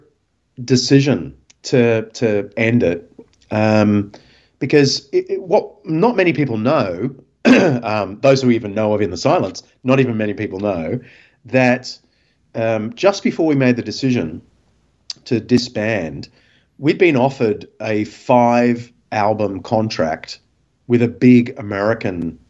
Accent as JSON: {"language": "English", "town": "Sydney", "region": "New South Wales", "country": "Australia", "tie": "born or raised there", "said": "I grew up in Mossman"}